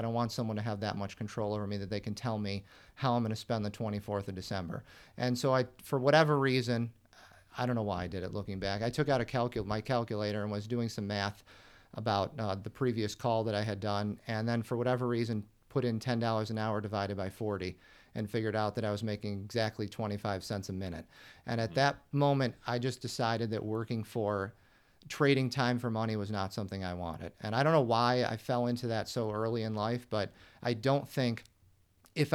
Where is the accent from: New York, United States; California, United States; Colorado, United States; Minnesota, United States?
New York, United States; Buffalo; I was born in the Buffalo area, born and raised in Western New York. So I'm accustomed to being buried in snow, you know, 4 or 5 months out of the year.